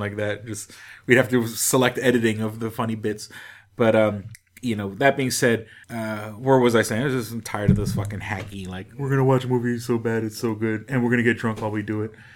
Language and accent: English; New York City, New York, United States; moved away; I'm disgustingly from New York City